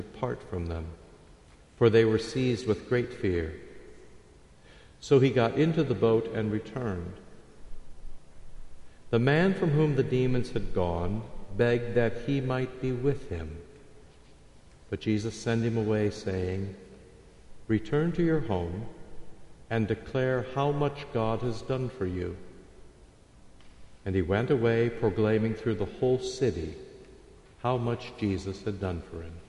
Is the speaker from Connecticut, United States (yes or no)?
no; Iowa, United States; I grew up in Iowa